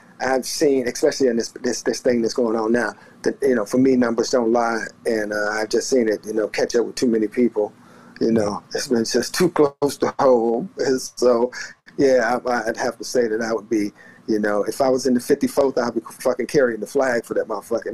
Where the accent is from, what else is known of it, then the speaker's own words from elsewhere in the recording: the South, United States; I grew up in the South